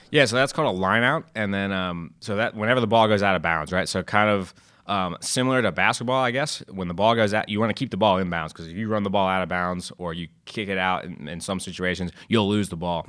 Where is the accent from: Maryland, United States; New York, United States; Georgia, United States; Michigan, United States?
Maryland, United States; Westminster; I grew up in Westminster, Maryland